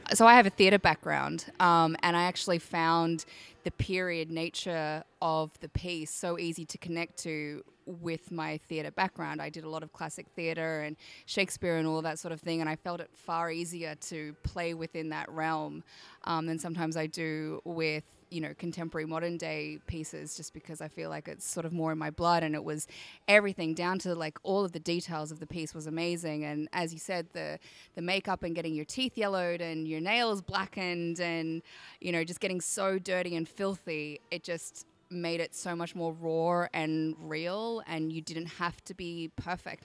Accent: Australia; I'm from Australia, if you can't tell

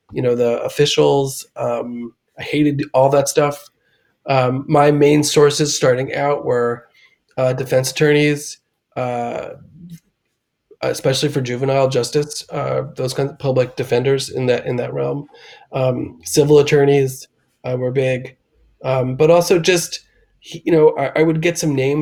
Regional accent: Washington, District of Columbia, United States; I grew up in Washington, D.C. and in the suburbs

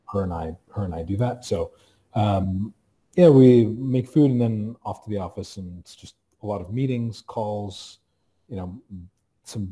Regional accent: Toronto, Ontario, Canada; born or raised there

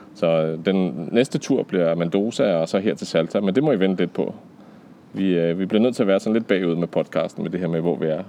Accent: Denmark; hjemme i Danmark, hvor vi har cykelstier og sådan noget

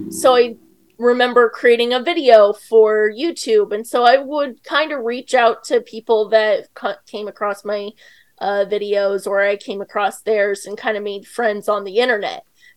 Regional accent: Edmond, Oklahoma, United States; I've lived all over, but mostly I would say Oklahoma is kind of where I lived in middle school and high school and college. I lived in Edmond, Oklahoma. It's not super small town, but I didn't really fit in there.

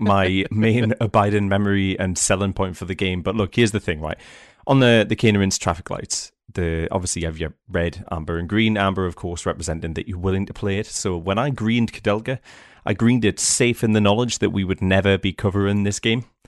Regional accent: United Kingdom; as a British person

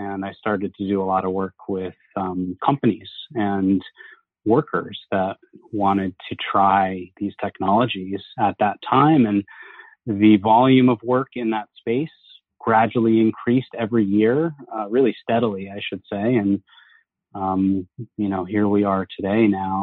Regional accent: Huntington Station, New York, United States; also born or lived in Boston; I was born in Huntington. I grew up in Huntington Station on Long Island in New York.

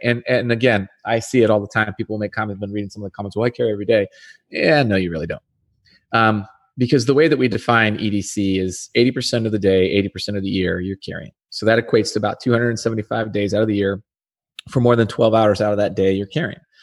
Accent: Arizona, United States; I'm back in my home country, I'm back in my home state

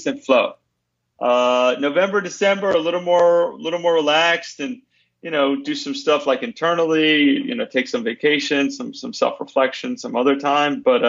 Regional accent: United States; I'm American and a licensed CPA in the States

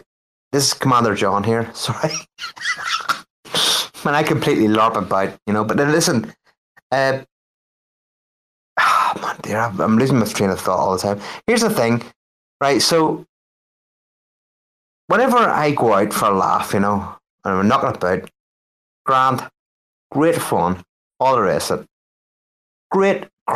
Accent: Northern Ireland, United Kingdom; Northern Ireland.

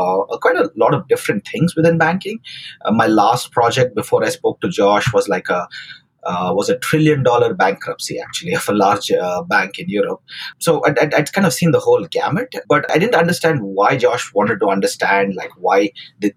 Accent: Bangalore, Karnataka, India; moved away as an adult; also born or lived in Pittsburgh; now in United States; I grew up in South India, in Bangalore

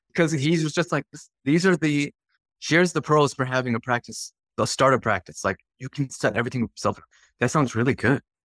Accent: Chicagoland, Illinois, United States; I grew up in Chicagoland. Chicago land area, about forty minutes to the west of the city of Chicago

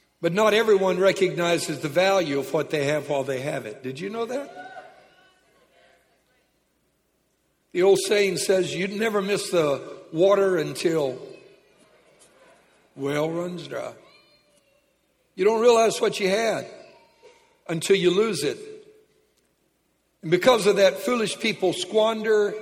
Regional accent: Lake Charles, Louisiana, United States; When I was a kid, I was raised in Lake Charles, Louisiana

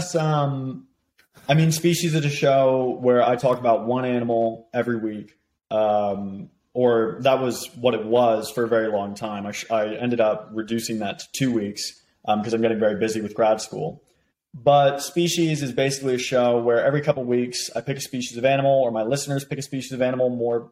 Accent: United States; moved away as an adult; also born or lived in Boston; now in Oxford, United Kingdom; me being American

